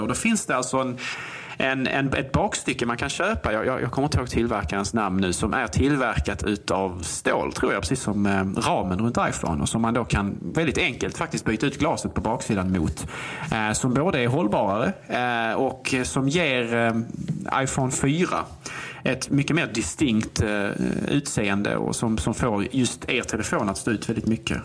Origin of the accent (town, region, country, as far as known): Sweden